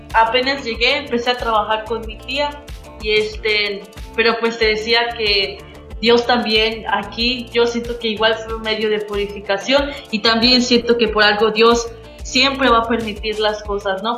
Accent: Yucatán, Mexico; la que somos nosotros como yucatecos.

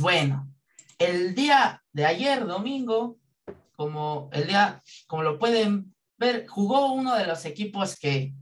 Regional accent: Mexico; como buenos mexicanos

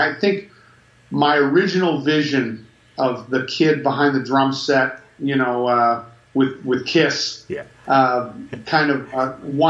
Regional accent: Natick, Massachusetts, United States; now in Nashville, United States; I grew up in Natick, Massachusetts.

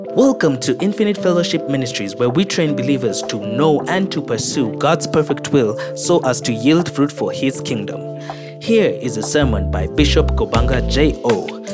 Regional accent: Kisumu, Kisumu County, Kenya; I grew up in Kisumu.

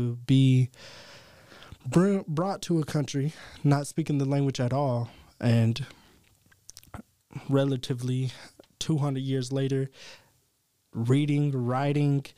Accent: East Tennessee, United States; Growing up in East Tennessee

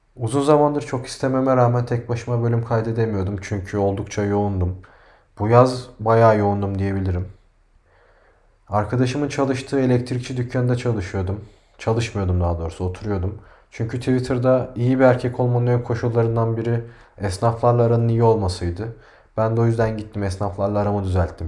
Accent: Turkey; biz Türküz

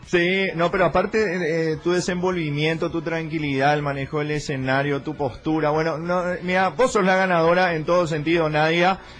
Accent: Paraguay; nuestro país

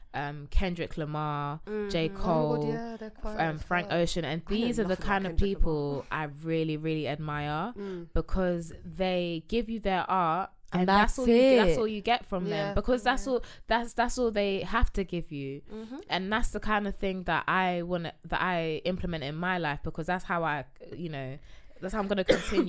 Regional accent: Ghana; Like if I got with a Ghanaian man, I'm from Ghana.

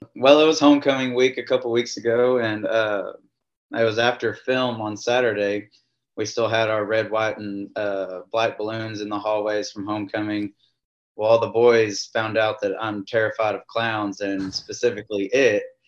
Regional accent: Glen Rose, Texas, United States; also born or lived in Kerrville, Texas / College Station, Texas / Brownwood area, Texas; now in Campbell, United States; I'm originally from Glen Rose, Texas. That's where I graduated high school

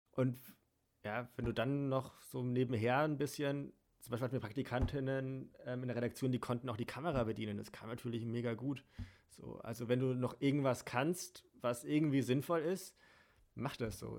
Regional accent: Germany; Bin hier geboren

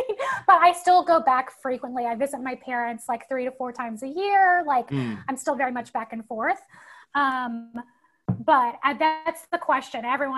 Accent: Nashville, Tennessee, United States; So I lived in Nashville, and I actually went to, I don't know if you know this, I went to Northwestern for a year first.

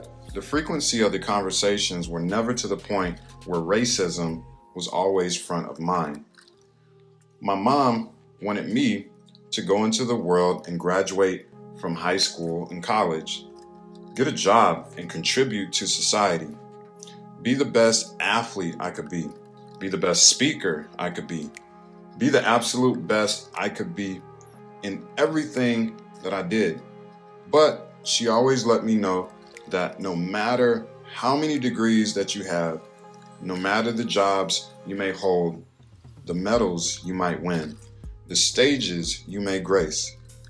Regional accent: North Carolina, United States; If you don't know my story, I'm originally from North Carolina. I started experiencing sight loss when I was 8 years old

